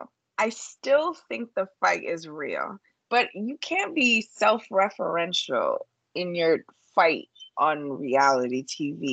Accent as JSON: {"language": "English", "region": "New York", "country": "United States", "accent": "New York", "said": "my New York accent"}